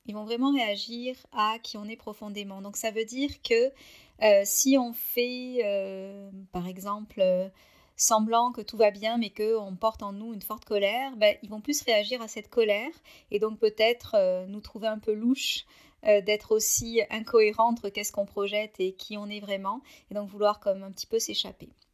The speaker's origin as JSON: {"language": "French", "country": "France", "moved": "as an adult", "lives_now": "Canada"}